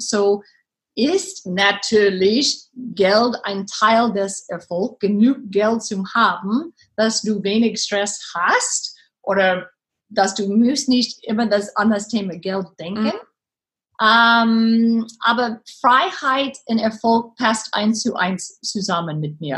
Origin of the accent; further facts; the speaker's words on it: Texas, United States; German is a second language; moved away as an adult; now in Germany; Ich bin eine Texanerin